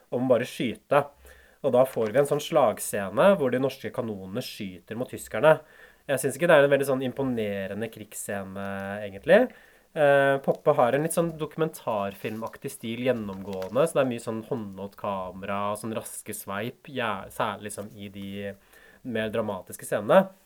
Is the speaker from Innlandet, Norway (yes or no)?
yes; Hamar, Innlandet, Norway; also born or lived in Oslo; Ikke fødeby, jeg er født i Oslo, faktisk. Men jeg vokste på Hamar.